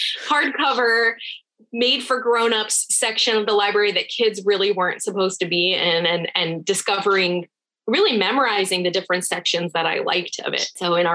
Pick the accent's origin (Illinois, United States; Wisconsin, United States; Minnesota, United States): Illinois, United States; Chicago; born there; also born or lived in Rhode Island / California; I was born in Chicago, Illinois. I'm a first generation American. My parents are both from Iran. And I lived in Illinois, then Rhode Island, a few other places, ultimately California.